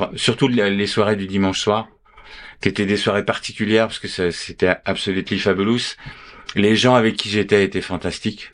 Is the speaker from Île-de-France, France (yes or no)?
yes; Paris, Île-de-France, France; je suis né à Paris